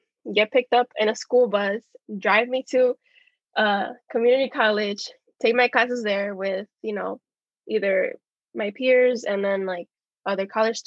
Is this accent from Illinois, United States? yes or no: yes; Chicago, Illinois, United States; I was born and raised in Chicago